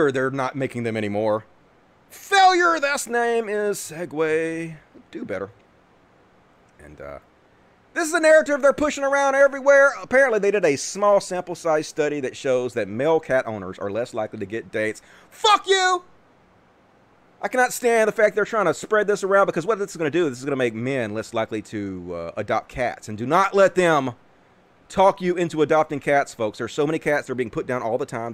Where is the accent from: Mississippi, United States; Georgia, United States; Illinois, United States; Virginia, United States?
Mississippi, United States; Big news in my home state, proud to be a Mississippian